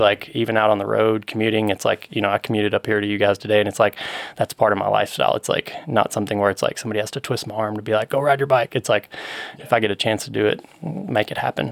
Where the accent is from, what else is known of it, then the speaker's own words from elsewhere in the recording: Murray, Kentucky, United States; now in Colorado Springs, United States; Western Kentucky, I grew up in Murray